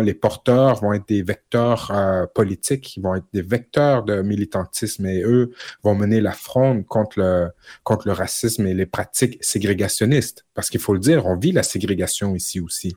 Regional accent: Quebec, Canada; en tant que Québécois, en tant que Canadien

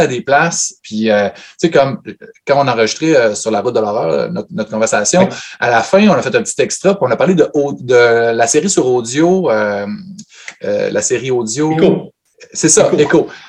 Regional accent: Saguenay, Quebec, Canada; moved away; also born or lived in Montreal; je viens de Chicoutimi.

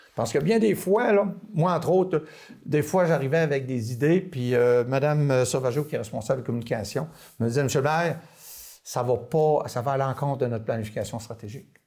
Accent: Dolbeau-Mistassini, Quebec, Canada; j'ai été élevé à Dolbeau Mistassini

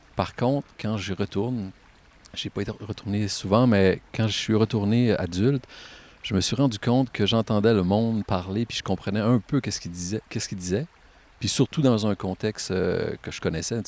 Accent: Caplan, Quebec, Canada; Je viens de Caplan. J'ai grandi dans une maison à peu près à 300-400 mètres d'ici

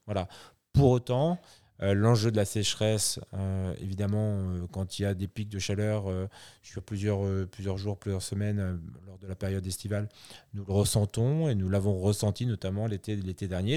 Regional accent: France; ici chez nous en France

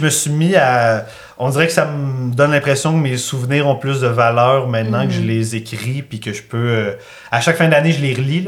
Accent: Granby, Quebec, Canada; je viens de Grimby

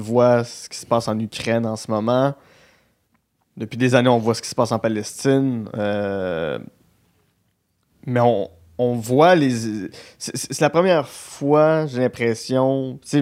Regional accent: Gatineau, Quebec, Canada; accent: Gatineau; mon accent de Gatineau

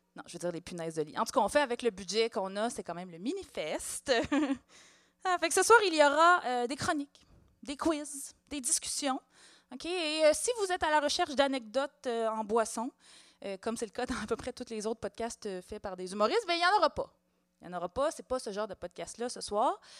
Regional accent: Montreal, Quebec, Canada; je suis née à Hochelaga-Maisonneuve en mille neuf cent quatre-vingt-dix

